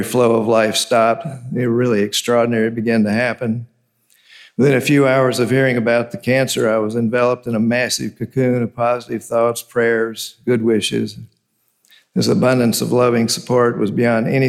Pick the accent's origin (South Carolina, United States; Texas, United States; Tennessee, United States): Tennessee, United States; Memphis; moved away; I was a child growing up in Memphis, Tennessee.